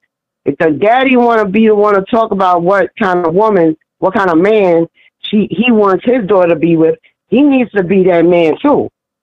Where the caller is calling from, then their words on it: New York City, New York, United States; I'm calling from New York City, Harlem.